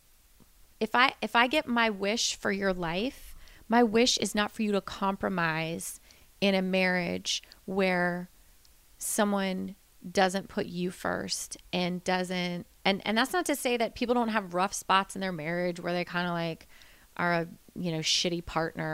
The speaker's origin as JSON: {"language": "English", "region": "Florida", "country": "United States", "tie": "born or raised there", "moved": "yes", "said": "I grew up in Florida"}